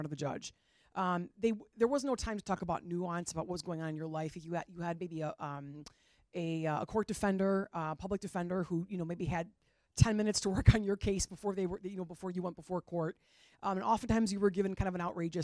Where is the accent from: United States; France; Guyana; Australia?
United States; Palos Hills, Illinois; as a person who grew up in the suburbs, I grew up right here in Palos Hills